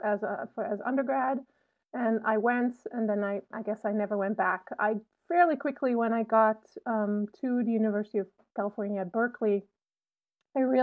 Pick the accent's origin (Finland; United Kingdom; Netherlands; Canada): Netherlands; now in Urbana-Champaign, United States; I grew up in a very small town in the Netherlands